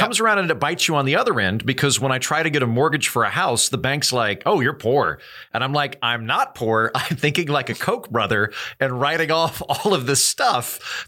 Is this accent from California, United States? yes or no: no; Hawaii, United States; I have the wonderful privilege of being native Hawaiian